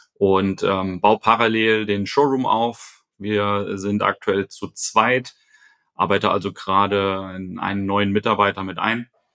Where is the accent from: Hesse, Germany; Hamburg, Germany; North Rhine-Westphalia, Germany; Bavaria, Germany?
Hesse, Germany; Fulda; also born or lived in Lisbon; now in Frankfurt, Germany; komme ursprünglich aus Fulda, bin also gebürtiger Hesse